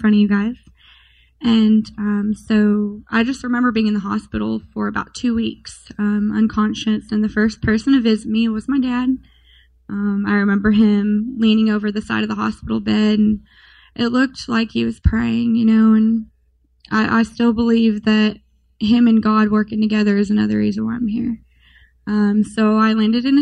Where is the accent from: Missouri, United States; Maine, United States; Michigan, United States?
Missouri, United States; Springfield; I was born and raised in Missouri, Springfield